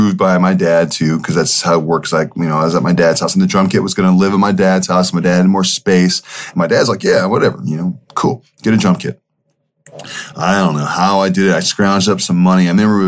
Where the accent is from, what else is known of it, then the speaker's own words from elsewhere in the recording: Redding, California, United States; also born or lived in San Francisco, California / Chico, California / Spain; I was born in San Francisco, but I grew up in Redding, California